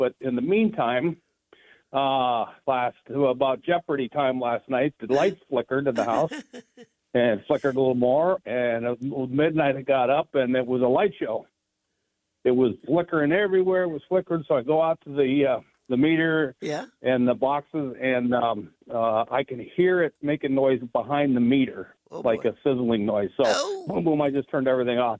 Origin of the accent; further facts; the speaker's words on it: Scottsdale, Arizona, United States; also born or lived in Cave Creek; born and raised in Scottsdale, lived here all 70 years of my life.